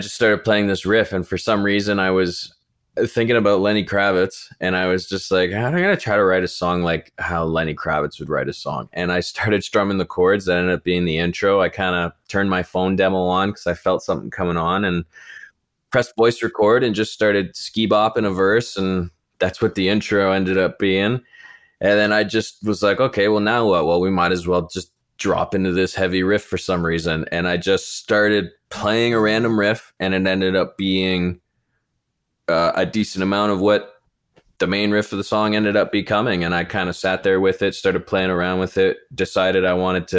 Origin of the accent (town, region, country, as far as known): Brampton, Ontario, Canada; born or raised there